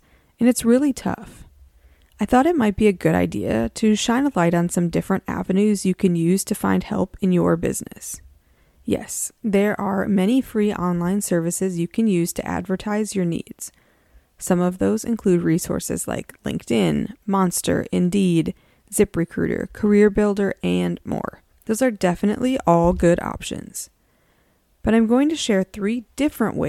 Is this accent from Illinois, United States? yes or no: no; a college town in Wisconsin, United States; I grew up in a college town. There's a four-year university in my hometown that's part of the University of Wisconsin system.